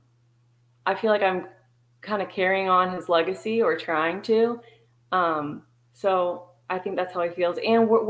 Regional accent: Texas, United States; I was born and raised in Texas

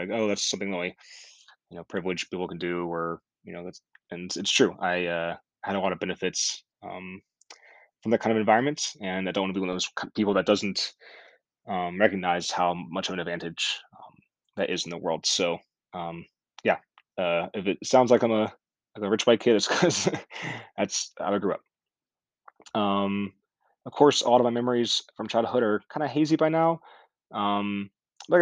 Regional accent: Myrtle Beach, South Carolina, United States; I was born on October 11th, 1992, in Myrtle Beach, South Carolina.

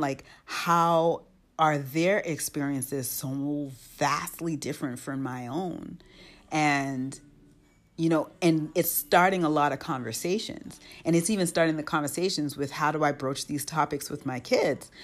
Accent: United States; moved away as an adult; born and raised in the United States, but now raising children outside the United States

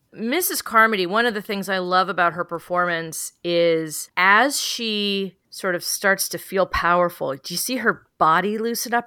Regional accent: San Francisco, California, United States; I grew up in San Francisco

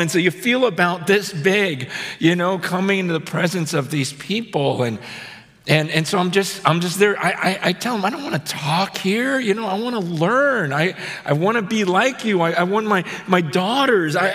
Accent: United States; as an American

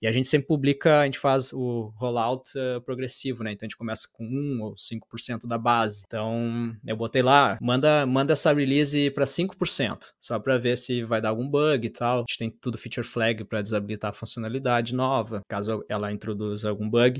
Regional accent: São Jerônimo, Rio Grande do Sul, Brazil; moved away; also born or lived in Porto Alegre; São Jerônimo, interior. Eu sou do interior do, do Rio Grande do ah, Sul.

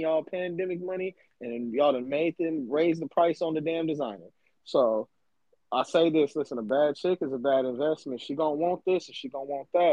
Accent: Alabama, United States; now in Los Angeles, United States; when I grew up in Alabama

